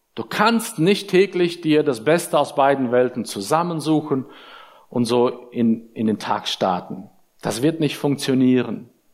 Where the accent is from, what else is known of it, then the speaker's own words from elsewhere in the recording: Germany; uns als Deutsche